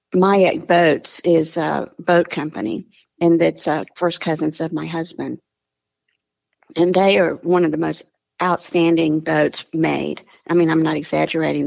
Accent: Mississippi, United States; moved away; I'm from the South originally, originally from Mississippi

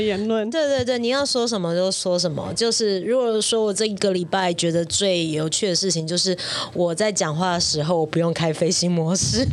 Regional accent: Taiwan; now in Shanghai, China; 我本来就是台湾人

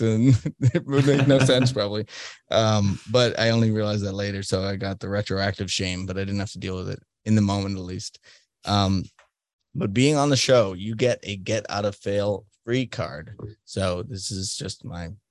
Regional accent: United States

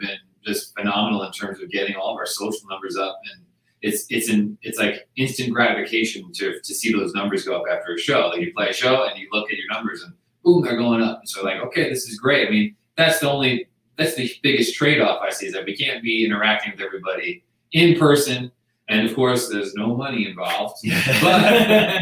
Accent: Long Island, New York, United States; from Long Island, New York

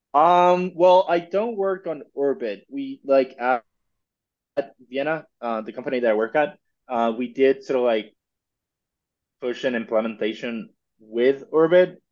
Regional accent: Mexico; I'm originally from Mexico

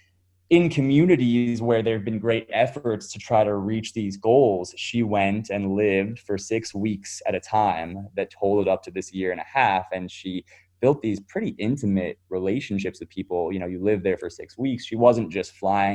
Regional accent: Indianapolis, Indiana, United States; also born or lived in Crawfordsville, Indiana / Schaumburg, Illinois; So I was born in Crawfordsville, Indiana, but spent most of my life growing up in Indianapolis.

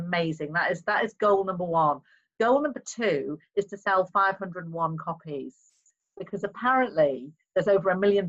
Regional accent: Liverpool, North West England, United Kingdom; also born or lived in Plymouth / Cardiff; I'm originally from Plymouth, believe it or not. Yeah. My father was Merchant Navy, so I was born in Plymouth. Then we moved to Cardiff when I was about 3. And then when I was about 7, we moved to Liverpool.

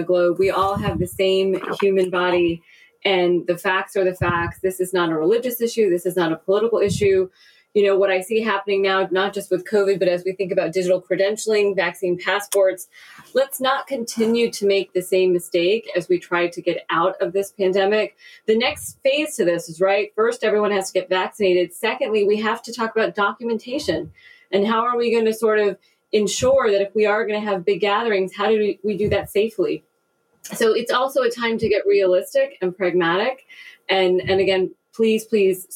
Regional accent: India; I am from India

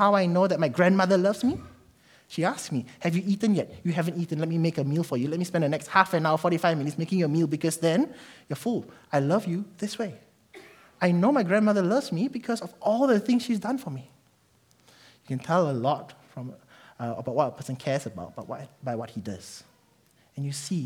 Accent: Malaysia; now in New Zealand; I'm Malaysian.

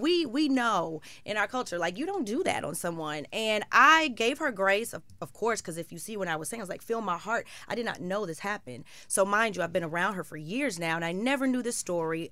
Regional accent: Chicago, Illinois, United States; I'm from Chicago

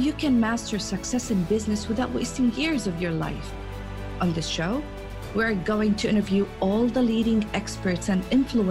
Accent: Jordan; now in Saudi Arabia; I am a girl from Jordan in the Middle East. I live in Saudi Arabia

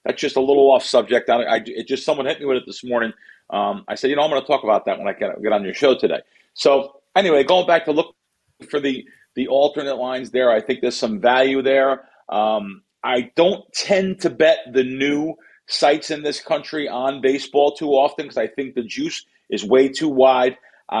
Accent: New Jersey, United States; also born or lived in Bronx, United States; I grew up, an East Coast guy. I grew up on the Jersey Shore, and I grew up actually from the Bronx, going to Bronx Yankee games, Met games, Shea Stadium.

